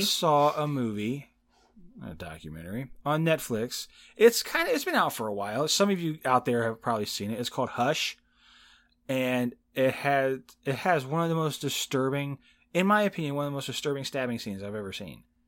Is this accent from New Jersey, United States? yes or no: no; Indiana, United States; accent: Southern; also born or lived in Texas; I grew up in Indiana, and I was like, I don't have a Southern